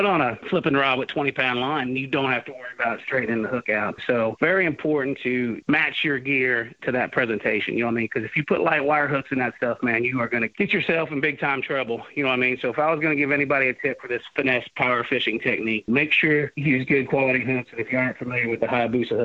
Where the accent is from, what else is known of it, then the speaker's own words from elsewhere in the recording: United States; I grew up right here on the Ohio River